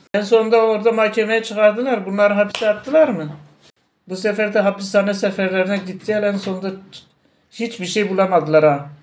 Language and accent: Turkish; Tunceli Province, Turkey